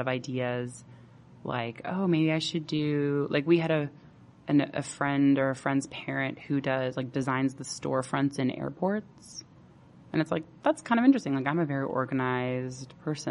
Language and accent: English; Bay Area, California, United States; moved away as an adult; I grew up in the Bay Area